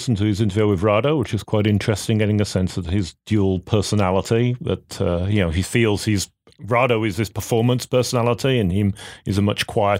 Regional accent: United Kingdom; now in United States; And I particularly appreciate this, being a Brit coming to America, seeing the fascinating system that is here for healthcare.

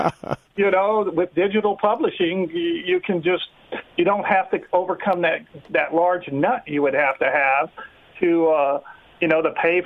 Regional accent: Austin, Texas, United States; moved away as an adult; they had one in my hometown of Austin, Texas.

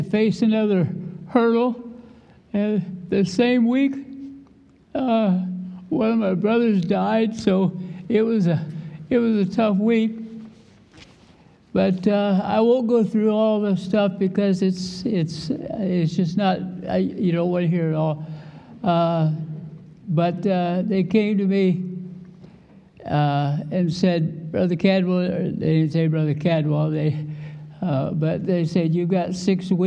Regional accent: Iowa, United States; I was born and raised in Iowa

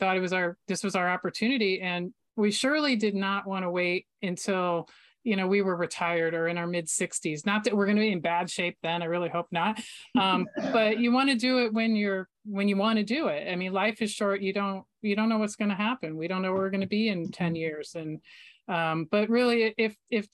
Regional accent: Florida, United States; I grew up in Florida

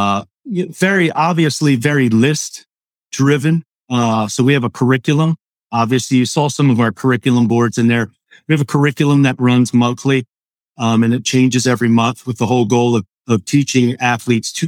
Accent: Hershey, Pennsylvania, United States; also born or lived in Overland Park, Kansas / St. Charles, Maryland / Elizabethtown, Pennsylvania / Lancaster, Pennsylvania; around the age of five, moved to Hershey area. And about 8 years after that, moved to Elizabethtown. So I ended up in Lancaster at about age 13, and I've been in the area about 30 years now

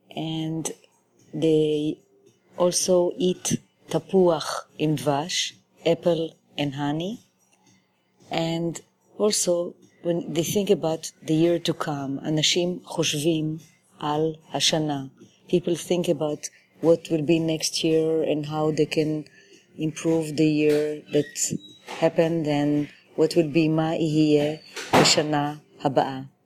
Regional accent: Jerusalem, Jerusalem District, Israel; now in New York City, United States; I was born in Jerusalem

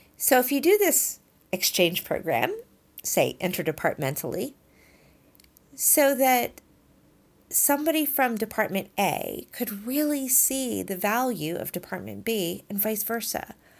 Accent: Texas, United States; moved away; I grew up in Texas in the early eighties.

